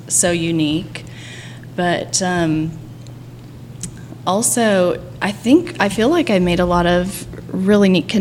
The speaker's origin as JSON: {"language": "English", "region": "Texas", "country": "United States", "also_born_or_lived": "Wellington, Florida", "said": "I'm from Texas."}